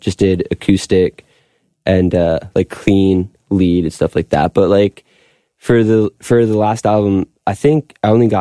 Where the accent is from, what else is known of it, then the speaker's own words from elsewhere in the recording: Long Beach, United States; moved away; also born or lived in Wilkes-Barre, Pennsylvania; I grew up in Long Beach.